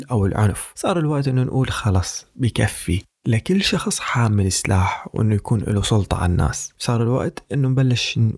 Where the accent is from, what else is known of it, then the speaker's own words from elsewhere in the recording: Syria; moved away as an adult; من لما طلعت من سوريا بال 2012